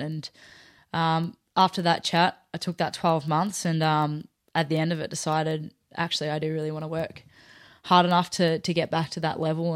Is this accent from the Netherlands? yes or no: no; Melbourne, Victoria, Australia; moved away as an adult; now in Sydney, Australia; growing up in Melbourne